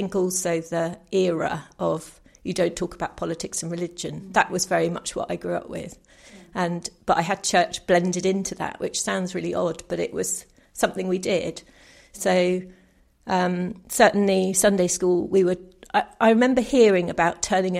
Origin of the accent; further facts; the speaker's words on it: New Forest, South East England, United Kingdom; I grew up in the New Forest, so quite a rural area